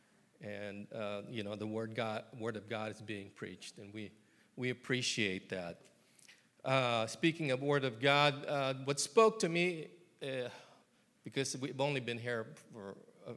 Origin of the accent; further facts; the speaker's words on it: California, United States; moved away as an adult; now in Columbia, Tennessee, United States; I'm from California